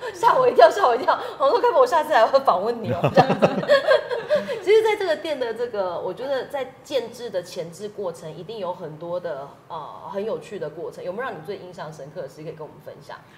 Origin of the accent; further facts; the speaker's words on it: Tainan, Taiwan; 我自己是南部人嘛，我是台南人